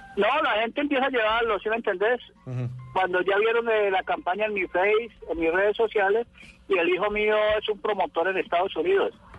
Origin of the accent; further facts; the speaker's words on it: Roldanillo?, Valle del Cauca, Colombia; somos de aquí de Rosso